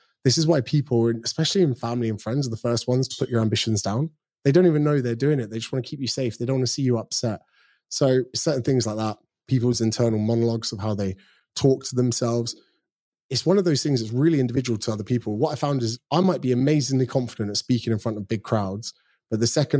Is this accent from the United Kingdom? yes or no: yes; United Kingdom; now in Australia; So I do get mistaken for being Australian sometimes, which I'm still proudly British. I'm coming back next month to see my parents, actually.